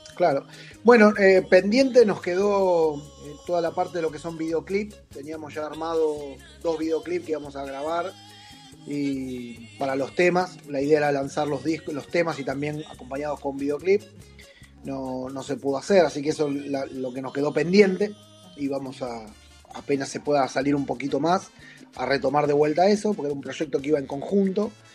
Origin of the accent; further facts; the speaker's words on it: Argentina; accent: Argentine; somos argentinos